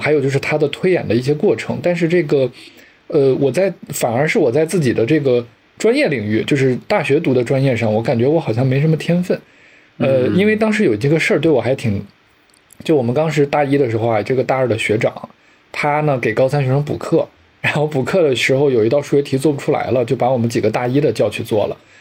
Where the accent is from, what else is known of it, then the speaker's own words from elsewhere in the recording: Lanzhou, Gansu, China; moved away as an adult; also born or lived in Qingdao; 我跟刘老师都是在兰州出生的